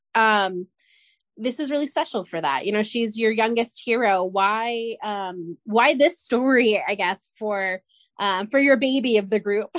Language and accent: English; San Diego, California, United States; I grew up in San Diego